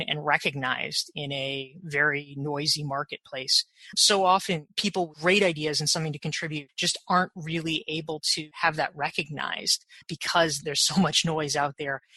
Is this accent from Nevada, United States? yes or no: no; Pinehurst, North Carolina, United States; now in New York, United States; I grew up in a little golf resort called Pinehurst, North Carolina